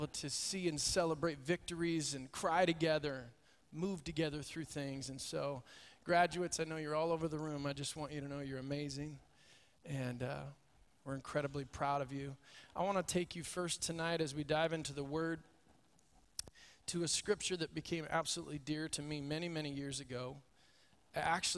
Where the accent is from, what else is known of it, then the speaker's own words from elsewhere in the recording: Corvallis, Oregon, United States; I grew up in King's Circle Assembly of God. Raise your hand if you've ever been there. Corvallis, Oregon. Many of you have been there. Grew up there.